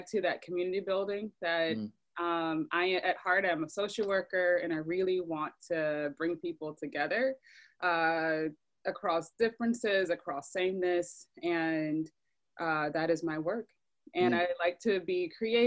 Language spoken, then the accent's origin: English; Decatur, Georgia, United States; moved away as an adult; also born or lived in Atlanta, Georgia / Griffin, Georgia / Athens, Georgia / New York; I grew up in DeKalb County